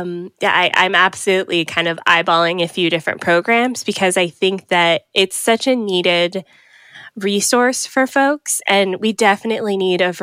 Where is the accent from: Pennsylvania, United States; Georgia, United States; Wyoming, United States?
Georgia, United States; Atlanta; moved away as an adult; also born or lived in Miami, Florida; now in Canada; lived in Georgia for up until I was 24